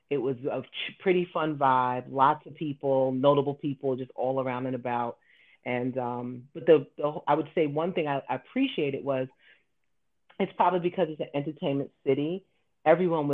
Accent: New York City, New York, United States; as a New Yorker

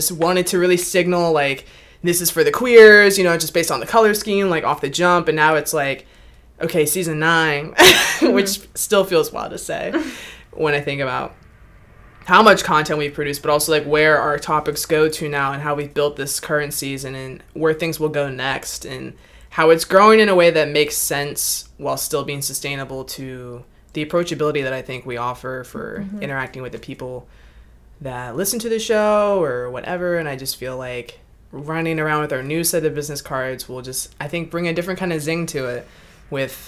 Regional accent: Mechanicsville, Virginia, United States; I grew up in Mechanicsville, Virginia.

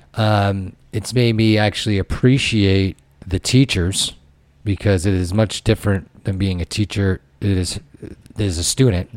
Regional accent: Connecticut, United States; moved away as an adult; also born or lived in Ohio; I was from Connecticut. I went out to Ohio

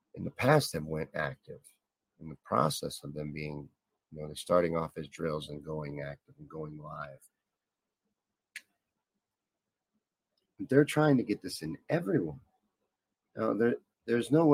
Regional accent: Kentucky, United States; This is from the neck of the woods where I'm from. I grew up in Kentucky

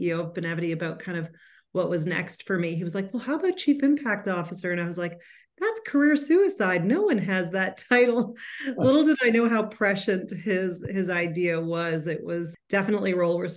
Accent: Calgary, Alberta, Canada; I am born and raised in Calgary

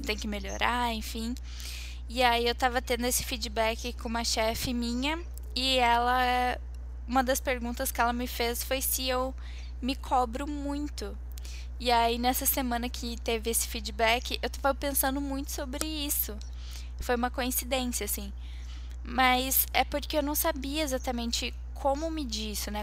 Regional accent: Curitiba, Paraná, Brazil; Eu nasci aqui, então tô aqui há 22 anos

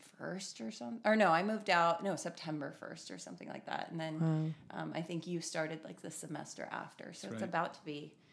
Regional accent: Paso Robles, California, United States; I grew up in Paso Robles, wine country.

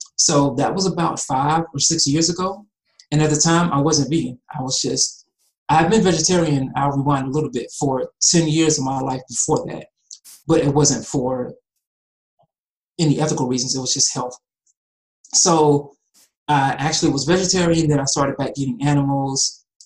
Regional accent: Atlanta, Georgia, United States; also born or lived in Cincinnati, Ohio; I was born in Cincinnati, but I've been in Atlanta since I was about three years old, and that's really home to me.

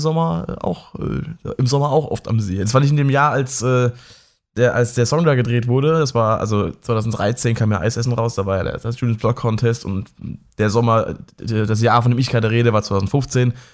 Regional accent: near Mannheim, Baden-Württemberg, Germany; ich wohne ja auch in der Nähe von Mannheim und ich komme auch aus der Nähe von Mannheim

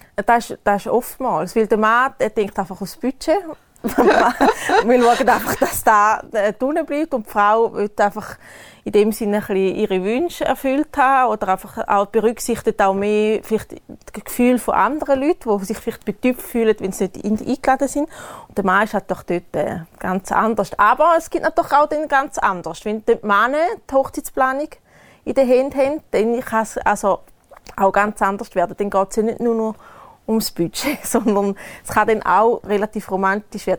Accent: Switzerland; bei uns in der Schweiz

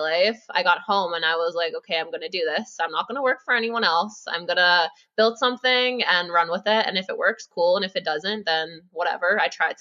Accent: Grimsby, Ontario, Canada; moved away as an adult; now in Ottawa, Canada; I grew up in Grimsby, like super small town, moved out to Ottawa in 2019

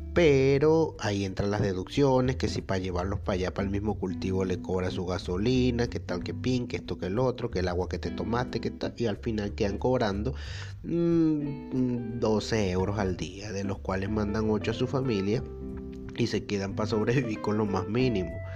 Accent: Venezuela; moved away; nosotros los venezolanos

